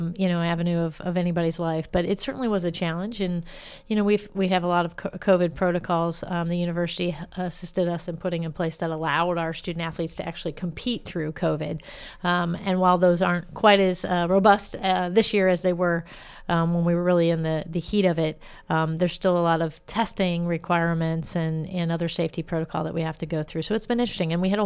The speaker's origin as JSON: {"language": "English", "town": "St. Louis", "region": "Missouri", "country": "United States", "tie": "born or raised there", "said": "So if you're from St. Louis, that's all that matters is what high school you went to."}